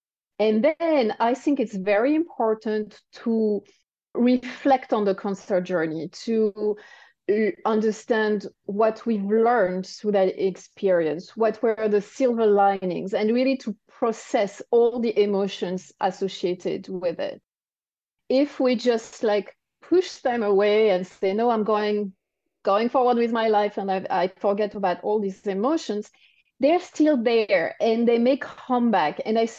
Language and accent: English; France; accent: French; English is a second language; Oh, yeah, maybe it's my French accent.